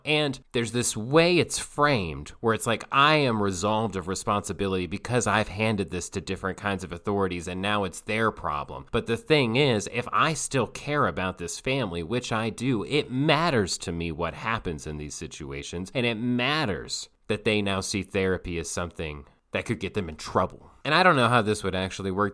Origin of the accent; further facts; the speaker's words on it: Asheville, North Carolina, United States; I'm from Asheville, North Carolina